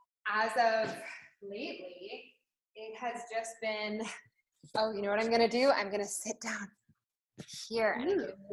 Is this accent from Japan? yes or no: yes; Japan; also born or lived in London / Hong Kong; so I was born in London and then grew up in Japan and then later Hong Kong.